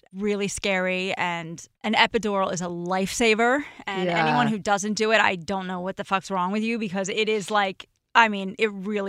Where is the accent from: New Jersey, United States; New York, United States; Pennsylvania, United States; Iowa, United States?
New Jersey, United States; The way, we're both from Jersey.